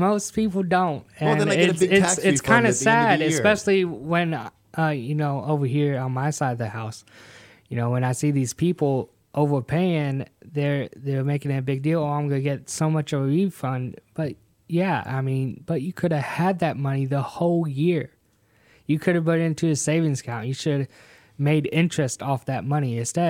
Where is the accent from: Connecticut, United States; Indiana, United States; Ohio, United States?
Connecticut, United States; Hartford; born there; I was born in Hartford, Connecticut. Got dragged down to the South. Happy for it. I think my heart is down here in the South.